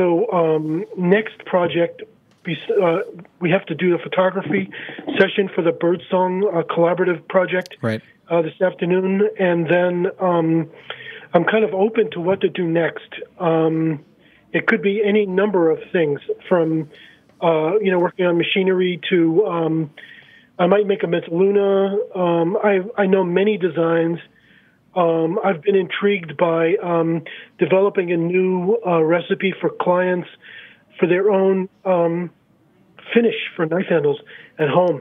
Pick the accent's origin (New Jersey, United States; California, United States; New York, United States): New York, United States; New York City; moved away; as a guy growing up in Brighton Beach